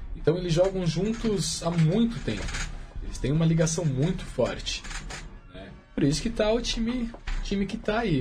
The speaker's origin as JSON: {"language": "Portuguese", "town": "Indaiatuba", "region": "São Paulo", "country": "Brazil", "said": "O clube lá da minha cidade"}